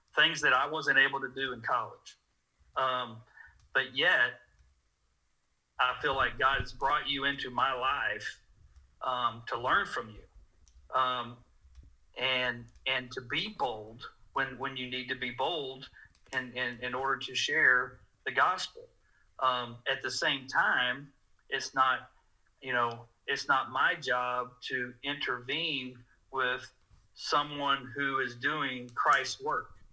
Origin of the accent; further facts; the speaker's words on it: Dallas, Texas, United States; moved away as an adult; also born or lived in Lubbock, Texas / Abilene, Texas; now in Norman, United States; I grew up in Dallas, Texas